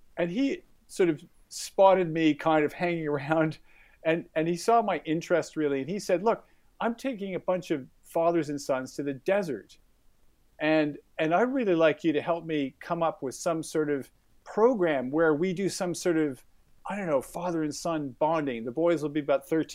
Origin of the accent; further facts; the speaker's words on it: Canada; moved away as an adult; also born or lived in United Kingdom; now in Australia; I come from Canada, and I grew up in a very male family